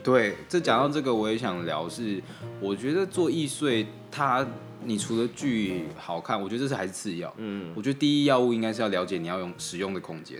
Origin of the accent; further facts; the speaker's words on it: Kaohsiung, Taiwan; now in Taipei, Taiwan; 我虽然身为高雄人